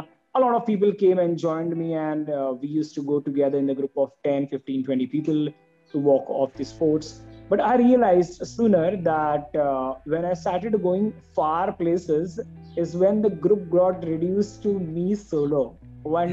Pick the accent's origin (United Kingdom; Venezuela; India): India; Mumbai, Maharashtra; I was from Mumbai